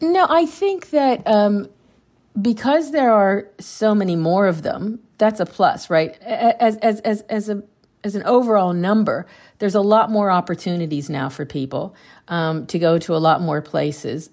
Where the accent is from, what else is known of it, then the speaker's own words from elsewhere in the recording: Pennsylvania, United States; I grew up in a small town in Pennsylvania